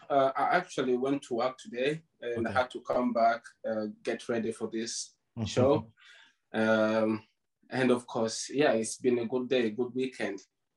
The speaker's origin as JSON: {"language": "English", "town": "Jinja", "region": "Eastern Region", "country": "Uganda", "tie": "born or raised there", "also_born_or_lived": "Masindi, Uganda", "moved": "yes", "lives_now": "United Kingdom", "said": "So I was born in Masindi, but then I left Masindi. It was when I was at the age of 5. We moved to Jinja. So I've spent most of my childhood in Jinja. Okay. So I've grown up in Jinja."}